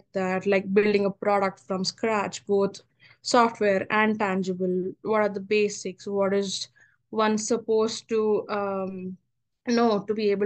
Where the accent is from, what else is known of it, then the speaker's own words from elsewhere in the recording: Hyderabad, Telangana, India; moved away as an adult; now in United States; I'm your typical Telugu pilla from Hyderabad